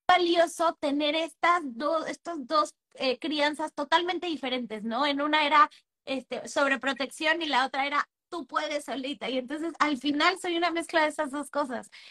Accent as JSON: {"language": "Spanish", "country": "Mexico", "moved": "as an adult", "lives_now": "Panama"}